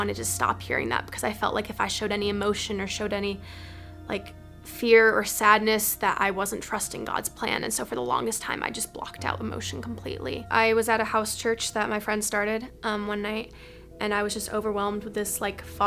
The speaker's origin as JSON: {"language": "English", "town": "Madison", "region": "Wisconsin", "country": "United States", "tie": "born or raised there", "said": "I grew up in Madison, Wisconsin, with five older brothers and two wonderful parents, both British."}